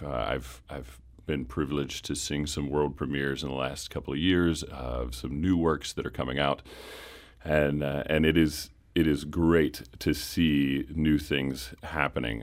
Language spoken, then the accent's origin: English; Lynchburg, Virginia, United States; I'm from Central Virginia, a little town called Lynchburg